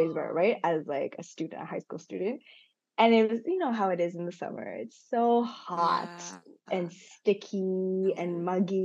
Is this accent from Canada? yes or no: yes; Montreal, Quebec, Canada; also born or lived in Hong Kong / Macau / Toronto; born in Hong Kong, but I actually never lived there. After I was born, I went to Macau, and then when I was 4 and a half, we moved to Canada, to Toronto first, and then to Montreal. And so most of my life has been in Montreal.